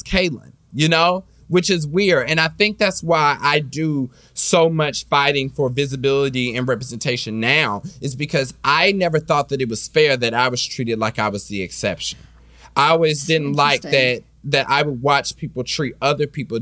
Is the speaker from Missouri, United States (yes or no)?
yes; Kansas City, Missouri, United States; now in Los Angeles, United States; I was raised in Kansas City, so I was raised in the Baptist church